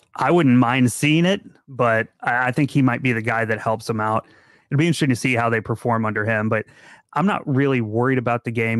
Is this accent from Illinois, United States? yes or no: yes; Central Illinois, United States; moved away; my hometown. I've moved away now